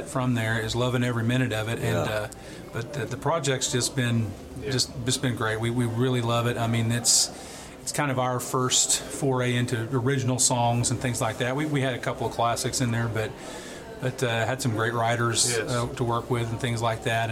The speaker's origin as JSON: {"language": "English", "town": "Sapulpa", "region": "Oklahoma", "country": "United States", "tie": "born or raised there", "said": "from Sepulpa, Oklahoma."}